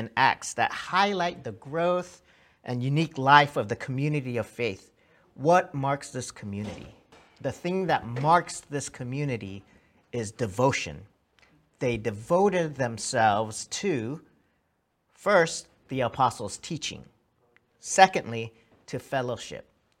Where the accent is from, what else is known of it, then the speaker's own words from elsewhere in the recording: Irving, Texas, United States; also born or lived in Hawaii / Samoa / California; growing up as a second-generation Korean-American, I was born in Hawaii. We moved to Samoa and to California. My elementary years were actually spent in Irving, Dallas, Texas.